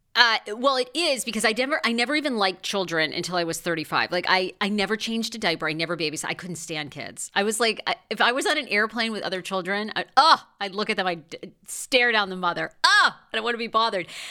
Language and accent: English; Waterville, Maine, United States; the place I was born in Waterville, Maine